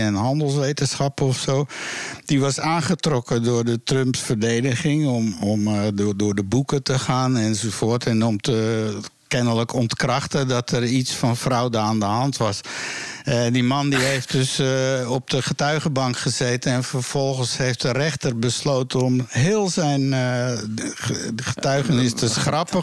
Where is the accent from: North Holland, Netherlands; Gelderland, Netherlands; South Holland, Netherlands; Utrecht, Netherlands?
North Holland, Netherlands; Amsterdam; Zo ben ik in Amsterdam geboren